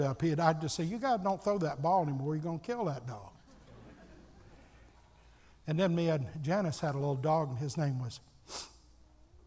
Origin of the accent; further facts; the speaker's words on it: Alabama, United States; moved away; I grew up in Alabama and everybody had two or three old hound dogs